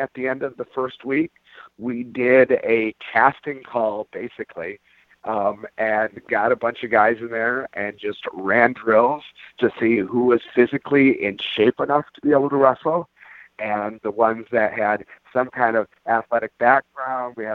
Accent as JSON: {"language": "English", "town": "Detroit", "region": "Michigan", "country": "United States", "tie": "born or raised there", "also_born_or_lived": "Florida", "moved": "yes", "lives_now": "Pacific Northwest, United States", "said": "I grew up in Detroit. I was a loudmouth, long-haired, white kid who grew up in Detroit"}